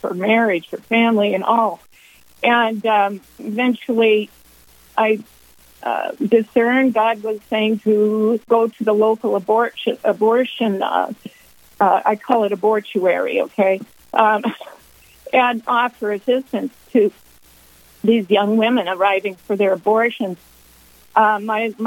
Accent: Washington, United States; moved away as an adult; now in North Dakota, United States; I was raised in Washington State

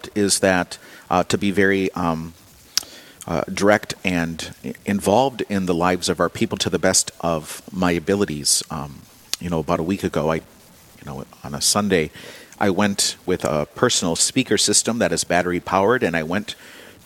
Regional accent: Diocese of Winona-Rochester, southern Minnesota, United States; I grew up in the Diocese of Winona-Rochester, but I grew up on a farm 4 hours from Winona

